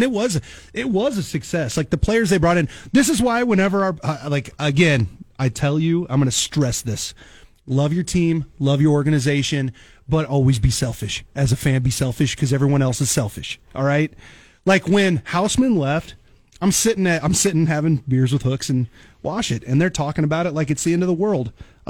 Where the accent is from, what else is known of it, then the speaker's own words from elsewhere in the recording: Papillion, Nebraska, United States; also born or lived in Kansas City; now in Lincoln, United States; I grew up in Papillion. I was born in Kansas City, moved up in third grade, went to Papillion, grew up